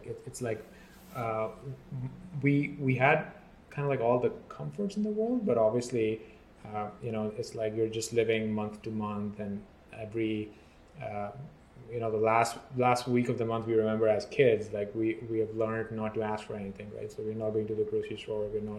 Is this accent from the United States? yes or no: no; Pakistan; So I grew up in a small city in Pakistan. It's right next to Islamabad.